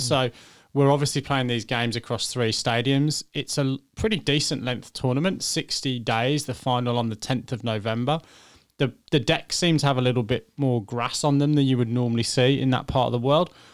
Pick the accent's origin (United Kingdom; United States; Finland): United Kingdom; England; I'm English